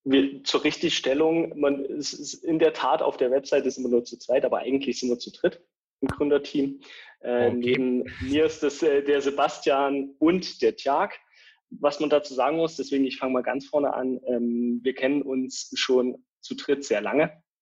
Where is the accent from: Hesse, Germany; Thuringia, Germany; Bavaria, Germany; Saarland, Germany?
Thuringia, Germany; small village near Eisenach; moved away as an adult; also born or lived in Dresden; Ich bin gebürtig aus Thüringen, kleinen Dorf in der Nähe von Eisenach, habe aber die letzten elf Jahre meines Lebens in Dresden verbracht dort studiert